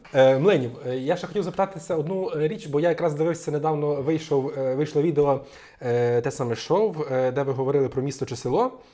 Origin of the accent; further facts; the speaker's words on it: Zadnistrianske, Ivano-Frankivsk Oblast, Ukraine; я з села Задністрянське, де залізнична станція Бовщів